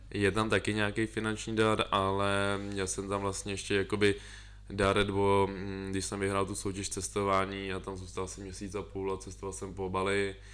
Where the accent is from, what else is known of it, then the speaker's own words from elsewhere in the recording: Most, Ústí nad Labem Region, Czechia; já pocházím z M-, Mostu